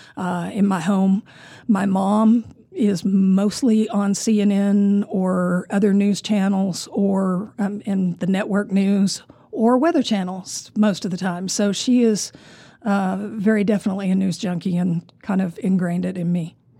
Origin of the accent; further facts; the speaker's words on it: Amarillo, Texas, United States; also born or lived in California; born and raised in Amarillo